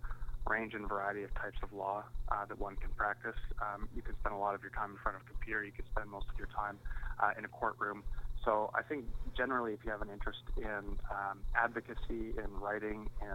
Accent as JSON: {"language": "English", "town": "Yellowknife", "region": "Northwest Territories", "country": "Canada", "moved": "yes", "said": "I'm from Yellowknife Northwest Territories"}